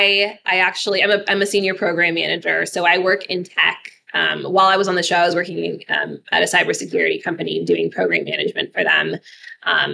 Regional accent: Alaska, United States; I grew up in Alaska

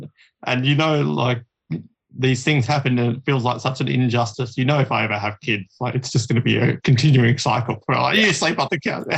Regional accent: Australia; I'm the only Australian

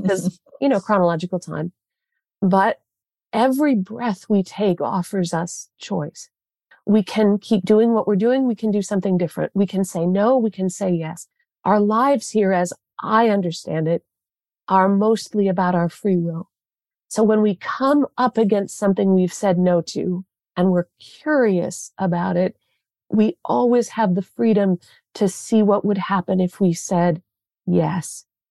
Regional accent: southwestern Michigan, United States; I grew up in southwestern Michigan

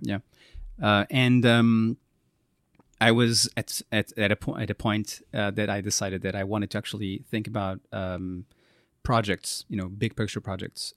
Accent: Porto, Norte, Portugal; also born or lived in Strasbourg, France; now in Lisbon, Portugal; I'm from Porto, I was born there

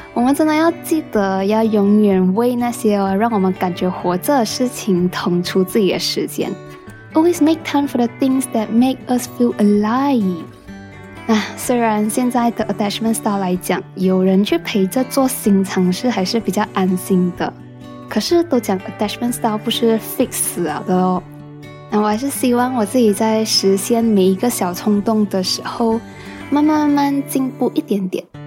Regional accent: Penang, Malaysia; 虽然我是土生土长的病程人

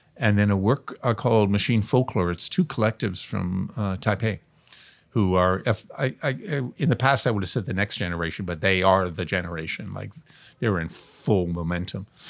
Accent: Toronto, Ontario, Canada; now in Vancouver, Canada; I grew up in Toronto

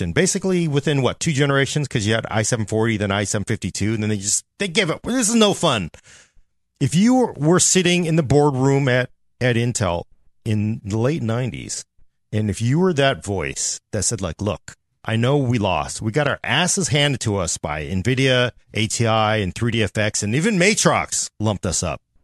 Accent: United States; as an American citizen

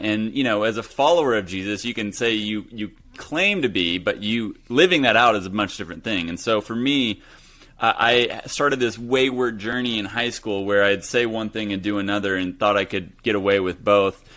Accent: Hutchinson, Kansas, United States; moved away as an adult; also born or lived in Los Angeles, California; that's where I grew up, Hutchison, Kansas, small town U S

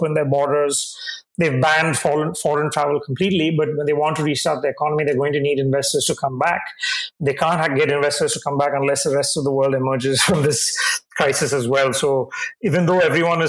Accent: Tamil Nadu, India; my home state, Tamil Nadu

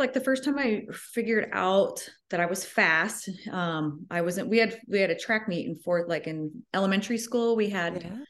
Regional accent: Ogden, Iowa, United States; I grew up about 30 minutes from where I live right now, so I haven't wandered too far. Small town of 2,000 people.

